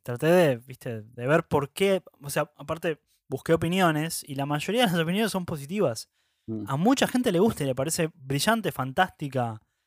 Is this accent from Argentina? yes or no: yes; Argentina; Así somos los argentinos.